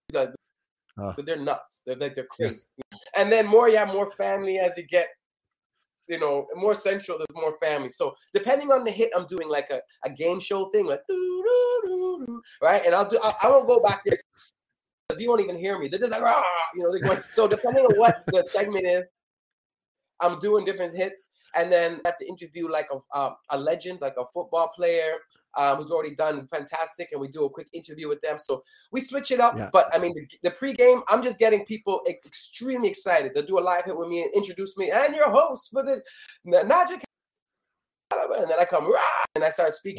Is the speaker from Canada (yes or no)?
yes; Canada; I'm from Canada.